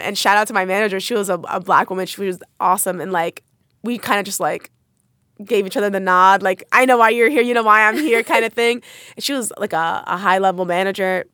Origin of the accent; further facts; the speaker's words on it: United States; I grew up in New York, New Jersey area.